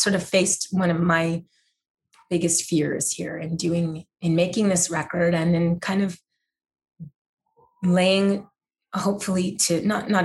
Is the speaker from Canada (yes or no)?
yes; Montreal, Quebec, Canada; first language English; now in Nashville, United States; I'm technically not French Canadian, although I grew up in French Canada